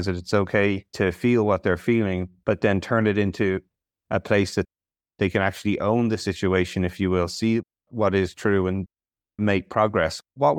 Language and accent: English; Ireland; As an Irish person, it breaks my heart.